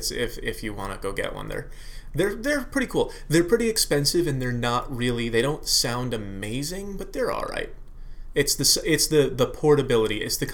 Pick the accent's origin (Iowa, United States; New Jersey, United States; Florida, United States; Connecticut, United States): Connecticut, United States; moved away as an adult; also born or lived in Massachusetts; I grew up in Connecticut. Yeah, I was born in Massachusetts. We moved to Connecticut when I was 3, and I grew up there till I was 28